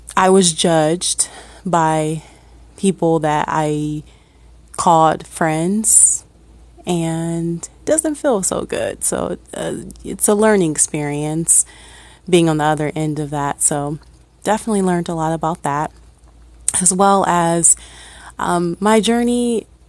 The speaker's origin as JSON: {"language": "English", "town": "Akron", "region": "Ohio", "country": "United States", "tie": "born or raised there", "said": "born and raised in Ohio, uh, actually from Akron"}